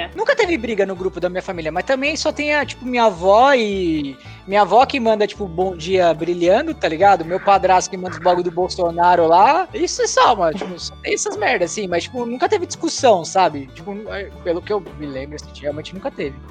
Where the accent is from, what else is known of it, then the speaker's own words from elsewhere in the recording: São Paulo, Brazil; aqui em São Paulo, quando eu era adolescente